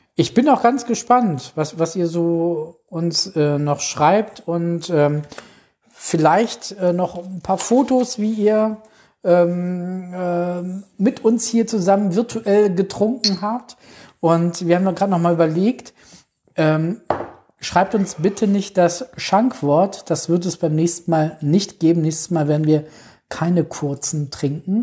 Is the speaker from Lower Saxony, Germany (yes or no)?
yes; Alfeld, Lower Saxony, Germany; bei uns in Alfeld